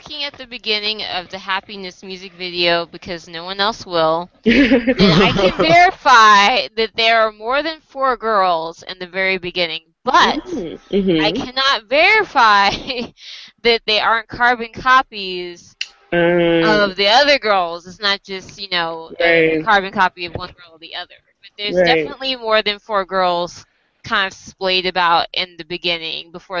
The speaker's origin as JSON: {"language": "English", "country": "United States", "said": "Like, I'm Korean American, and that's it. You know, I'm like, not Korea. I'm not trying to blend in like I'm from Korea."}